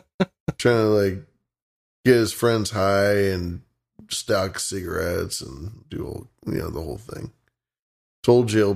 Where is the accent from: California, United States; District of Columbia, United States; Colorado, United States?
California, United States; Oakland; I'm from Oakland.